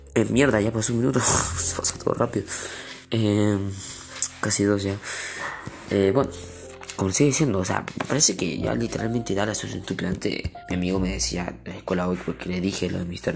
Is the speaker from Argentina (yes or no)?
yes; Argentina; Yo soy aquí de Argentina